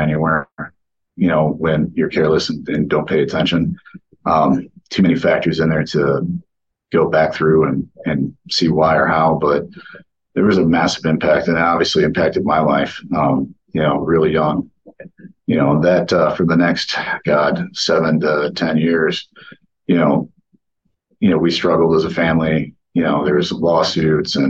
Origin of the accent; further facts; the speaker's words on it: Oakland County, Michigan, United States; I was born and raised in Oakland County, Michigan, right on the border of Oakland and Macomb